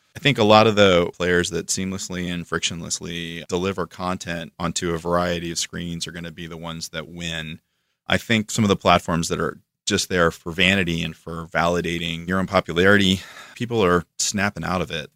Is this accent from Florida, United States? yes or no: yes; Florida, United States; moved away as an adult; also born or lived in Atlanta / New York; I'm from Florida, so I come from the swamp and then Atlanta was a step up from that, and then New York was a step up from